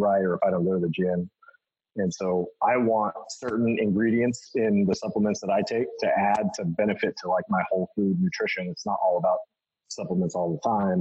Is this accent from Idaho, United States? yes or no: yes; Boise, Idaho, United States; growing up in Boise, that's where bodybuilding.com came from